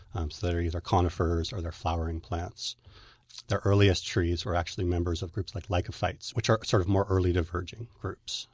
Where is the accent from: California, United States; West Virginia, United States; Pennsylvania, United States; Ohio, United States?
California, United States; Northern; I was raised in Northern California